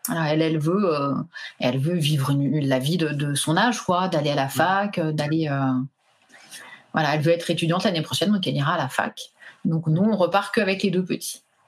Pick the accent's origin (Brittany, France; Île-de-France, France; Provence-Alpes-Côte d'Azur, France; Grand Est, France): Île-de-France, France; moved away as an adult; also born or lived in Pyrenees; Nous, à la base, on est d'Île-de-France